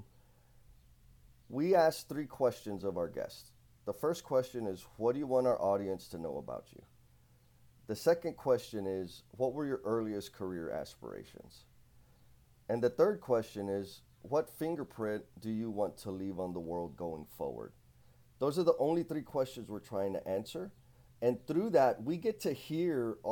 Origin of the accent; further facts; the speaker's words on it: San Antonio, Texas, United States; I'm from San Antonio, Texas